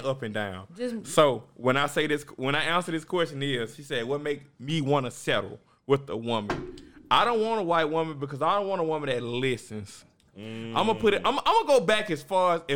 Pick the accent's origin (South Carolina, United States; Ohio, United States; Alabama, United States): Alabama, United States; Marion; I'm from the country. I'm from Marion, Alabama